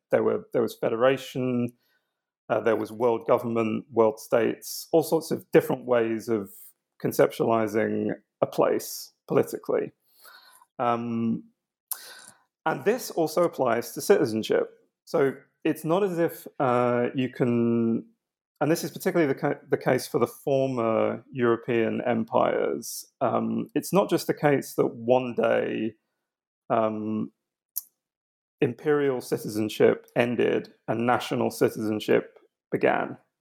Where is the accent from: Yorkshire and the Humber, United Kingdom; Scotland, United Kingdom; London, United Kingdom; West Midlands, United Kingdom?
London, United Kingdom; where I was eventually born. I was born in London